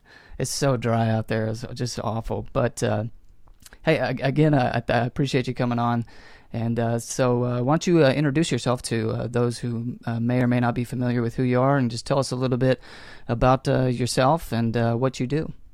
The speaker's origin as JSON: {"language": "English", "region": "North Texas", "country": "United States", "tie": "born or raised there", "also_born_or_lived": "Lubbock, Texas", "said": "I was born and raised here in North Texas"}